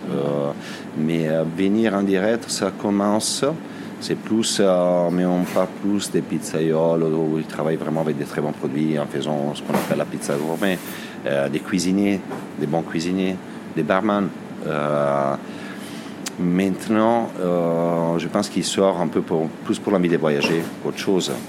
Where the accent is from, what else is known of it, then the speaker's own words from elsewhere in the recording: Varese, Lombardy, Italy; French is a second language; moved away as an adult; now in France; je suis né à Varese, euh, en Lombardie, du côté du lac Majeur